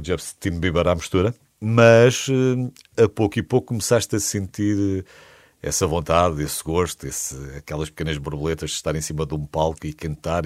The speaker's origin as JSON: {"language": "Portuguese", "town": "Coimbra", "region": "Centro", "country": "Portugal", "tie": "born or raised there", "said": "Nascida e criada em Coimbra."}